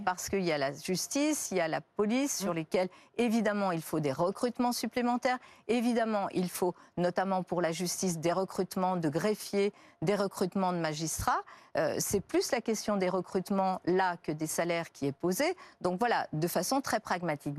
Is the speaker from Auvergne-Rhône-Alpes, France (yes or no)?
yes; Lyon, Auvergne-Rhône-Alpes, France; j'ai grandi à la Duchère. Euh, et je sais que là, c'est un quartier de Lyon